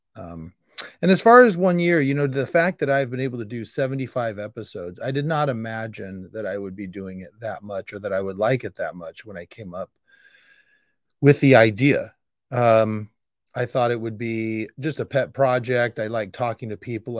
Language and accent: English; Sacramento, California, United States; also born or lived in Modesto / Indiana; I am born and raised in Sacramento.